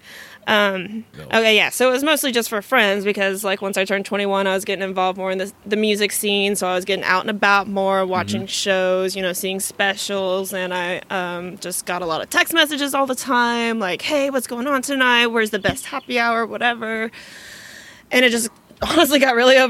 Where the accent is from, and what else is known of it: Springdale, Arkansas, United States; born or raised there; also born or lived in Texas; now in Fayetteville, United States